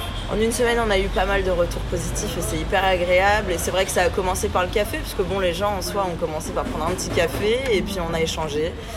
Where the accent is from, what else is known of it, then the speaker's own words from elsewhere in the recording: Morocco; now in Bordeaux, France; je suis marocaine